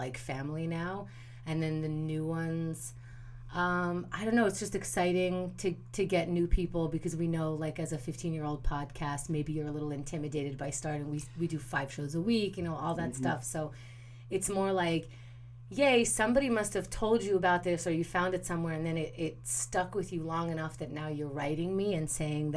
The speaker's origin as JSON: {"language": "English", "town": "New York City", "region": "New York", "country": "United States", "tie": "born or raised there", "also_born_or_lived": "Israel", "said": "I was born in Israel, and I grew up in Queens since I was 4."}